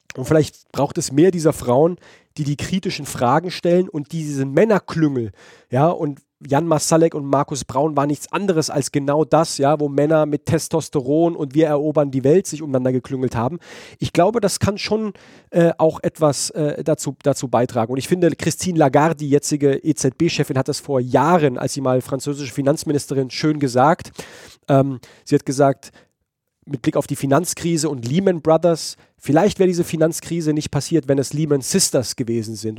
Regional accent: Heidelberg, Baden-Württemberg, Germany; aus Heidelberg, meiner Geburtsstadt

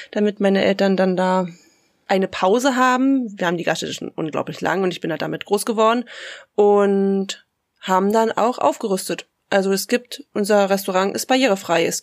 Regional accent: Fürstlich Drehna, Brandenburg, Germany; moved away as an adult; now in Vorpommern-Greifswald, Germany; in meinem Heimatdorf Fürstlich Drehna im schönen Randspreewald

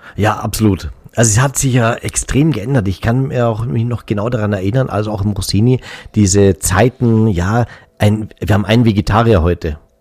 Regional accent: Bavaria, Germany; bei uns in Bayern

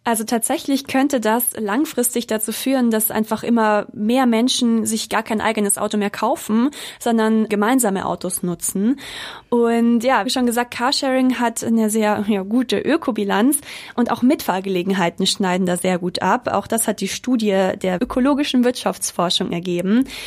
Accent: Munich, Bavaria, Germany; Ich komme eigentlich aus München

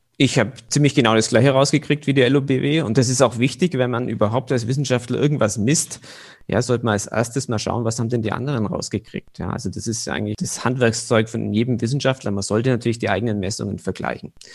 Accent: Bavarian Swabia, Germany; moved away as an adult; also born or lived in Bayreuth; in meinem Heimatdorf, wo ich aufgewachsen bin, das ist in Bayerisch-Schwaben

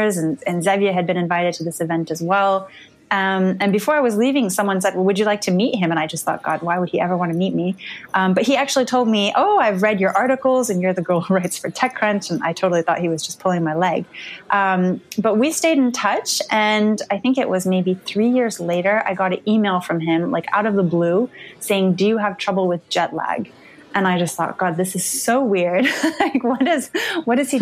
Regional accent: Palo Alto, California, United States; now in France; I grew up in Silicon Valley in Palo Alto

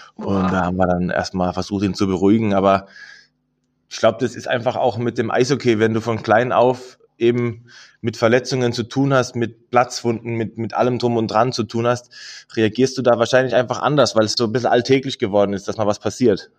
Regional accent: Mannheim, Baden-Württemberg, Germany; moved away; also born or lived in Berlin; wir als Kinder in Mannheim

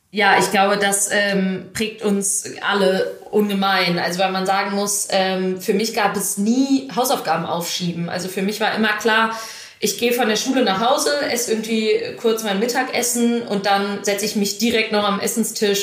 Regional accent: Düsseldorf, North Rhine-Westphalia, Germany; also born or lived in Krefeld; now in Hamburg, Germany; ich genau im, im Westen, also in Düsseldorf und Krefeld aufgewachsen bin

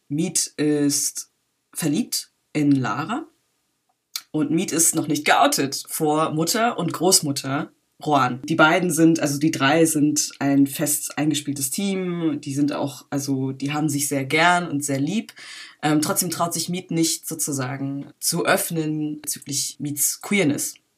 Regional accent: Berlin, Germany; Ich bin äh, in Berlin geboren und aufgewachsen und mit acht Jahren bin ich in einen Ort gezogen, der heißt Schöne Weide.

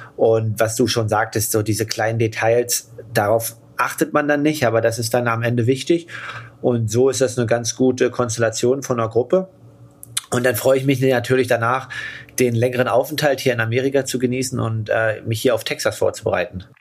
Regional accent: Germany; in Deutschland

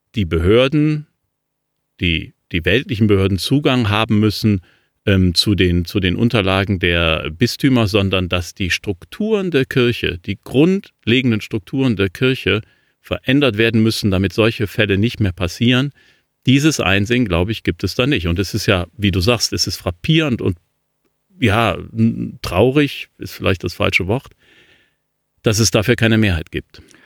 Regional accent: Cologne, North Rhine-Westphalia, Germany; Köln, ähm, meiner Heimatstadt

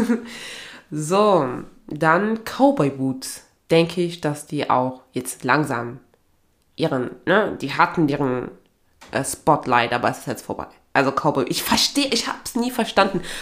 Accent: Aachen, North Rhine-Westphalia, Germany; Und bei mir, also ich komme ja eigentlich aus Aachen.

